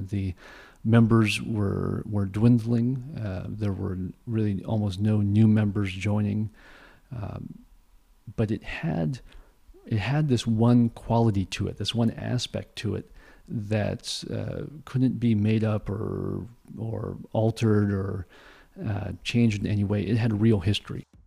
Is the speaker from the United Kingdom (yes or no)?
no; Aptos, California, United States; moved away; I grew up in San, San, in the San Francisco Bay Area